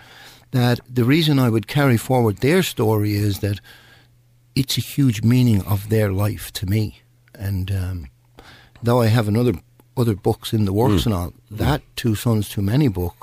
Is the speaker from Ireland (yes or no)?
yes; Ireland; I'm Irish